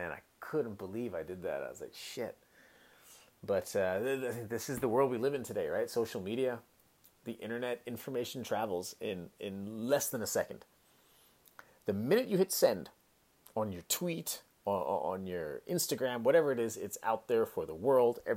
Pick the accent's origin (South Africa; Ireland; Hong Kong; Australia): Hong Kong; also born or lived in San Francisco Bay Area, United States; look, I'm from Hong Kong, born and raised in Hong Kong, right? I lived there my whole life. I, I lived eight years in in, uh, in the San Francisco Bay Area went to university there